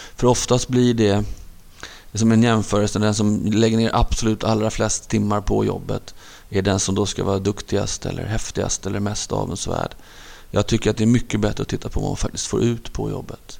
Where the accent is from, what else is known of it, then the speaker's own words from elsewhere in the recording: Stockholm, Stockholm County, Sweden; jag var uppvuxen i, i, i Hagsätra, en förort söder om Stockholm